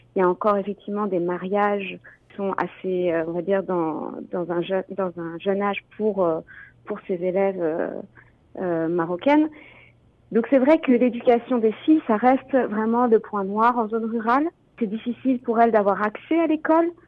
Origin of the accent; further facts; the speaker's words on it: France; also born or lived in Ontario; now in Canada; je suis française, donc je viens de France